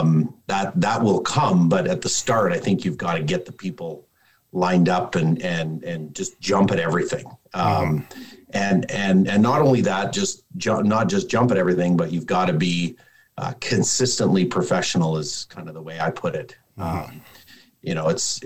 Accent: Calgary, Alberta, Canada; born and raised in Calgary

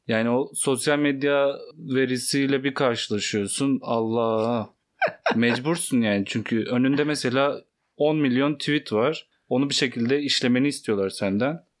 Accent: Elazığ Province, Turkey; moved away; Ben mesela Elazığlıyım. Ee, orada çokça ağız kullanılıyor. Ben de hakimim.

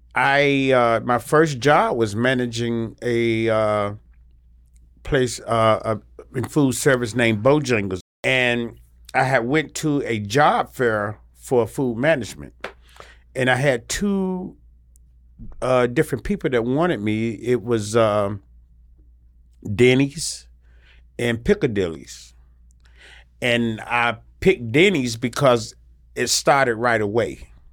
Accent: Salisbury, North Carolina, United States; I'm from Salisbury, North Carolina

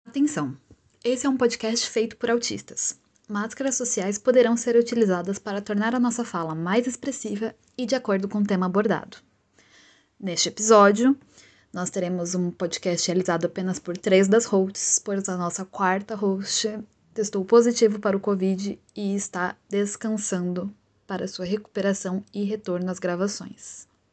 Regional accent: São Paulo, Brazil; eu sou aqui de São Paulo

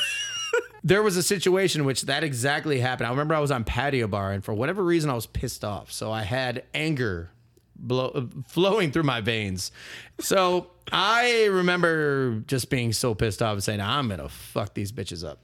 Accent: Milwaukee, Wisconsin, United States; I'm from Milwaukee

